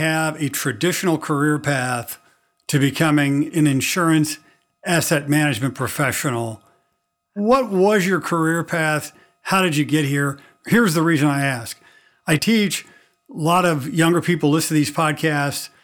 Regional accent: Missouri, United States; I'm from Missouri

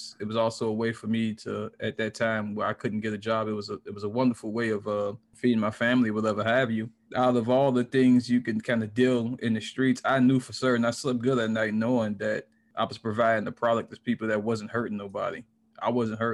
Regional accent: Miami, Florida, United States; now in Orlando, United States; I'm in Orlando, Florida currently. I'm from Miami, though.

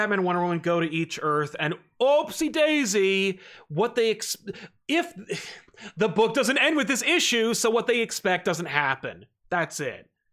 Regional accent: New Jersey, United States; I'm from Jersey

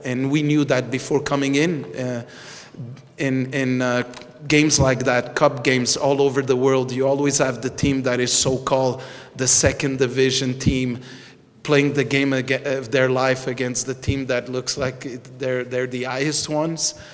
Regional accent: Montreal, Quebec, Canada; I'm from, I'm born in Montreal. I'm Canadian

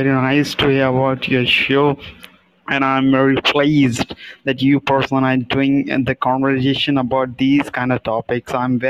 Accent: India; Yeah, I'm from India. I'm from India.

